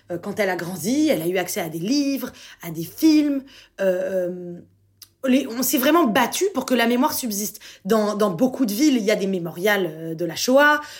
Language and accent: French; France; parce que on habite à Paris, on est juif, mais on est français avant tout.